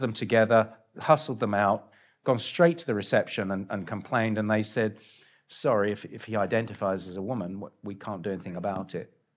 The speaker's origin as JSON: {"language": "English", "region": "England", "country": "United Kingdom", "moved": "yes", "said": "I'm English"}